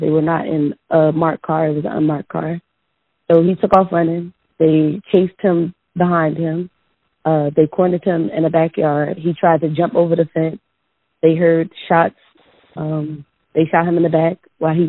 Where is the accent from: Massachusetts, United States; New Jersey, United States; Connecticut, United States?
New Jersey, United States; I'm from New Jersey